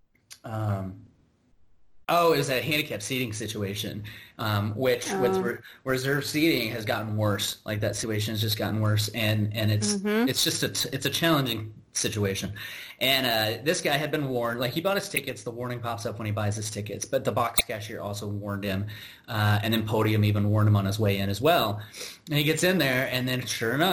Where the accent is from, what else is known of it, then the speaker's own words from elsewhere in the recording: United States; as an American